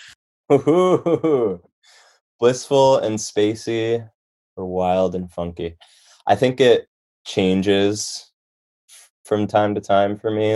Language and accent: English; Chicago, Illinois, United States; moved away as an adult; also born or lived in Boston / Connecticut; I grew up in Chicago and only really knew about the Chicago scene